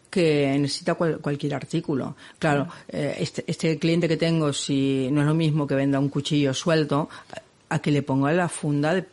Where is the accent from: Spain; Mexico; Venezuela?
Spain; Barcelona, Catalonia; es que soy de Barcelona y no puedo